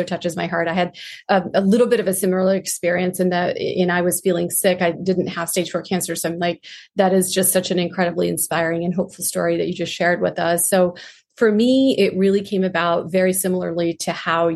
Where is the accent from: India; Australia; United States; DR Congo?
India; moved away; I grew up in India.